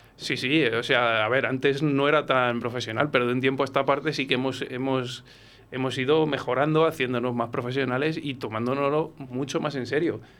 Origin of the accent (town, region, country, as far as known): Coca, Castile and León, Spain; born or raised there; moved away as an adult; now in Valladolid, Spain